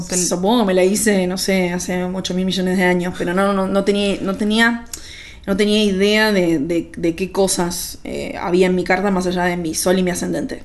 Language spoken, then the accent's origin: Spanish; Argentina